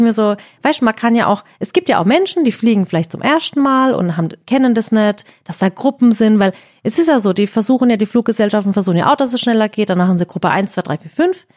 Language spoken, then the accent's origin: German; Heidelberg, Baden-Württemberg, Germany; bei uns in Heidelberg